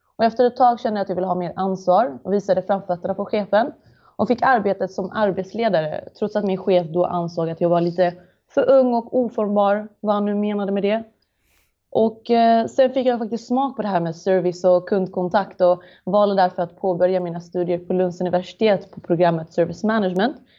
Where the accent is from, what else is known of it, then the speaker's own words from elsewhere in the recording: Malmö, Skåne, Sweden; Jag är född och uppvuxen i Malmö